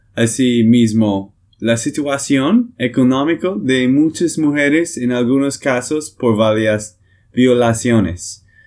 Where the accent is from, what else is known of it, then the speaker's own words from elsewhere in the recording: Texas, United States; de Texas, Estados Unidos